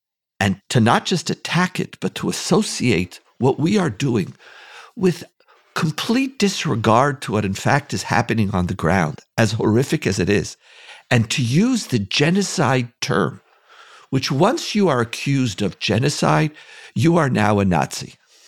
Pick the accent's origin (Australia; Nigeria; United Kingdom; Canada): Canada; also born or lived in United States / Israel; I have lived a privileged life growing up in Canada, United States, Israel.